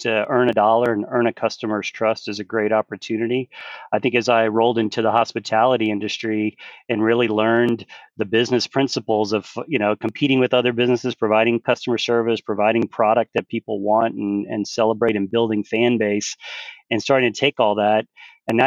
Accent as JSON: {"language": "English", "town": "Galveston", "region": "Texas", "country": "United States", "tie": "born or raised there", "also_born_or_lived": "Houston", "said": "growing up in Galveston"}